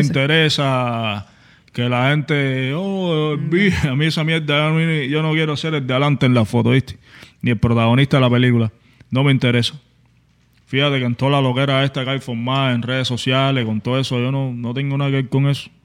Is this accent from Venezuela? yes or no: no; Cuba; soy un cubano igual que tú